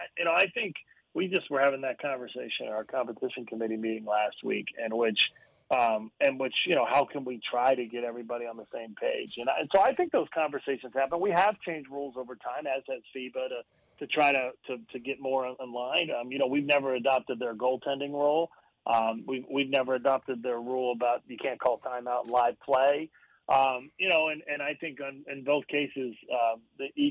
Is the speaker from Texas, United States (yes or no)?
no; Central Pennsylvania, United States; growing up in Central Pennsylvania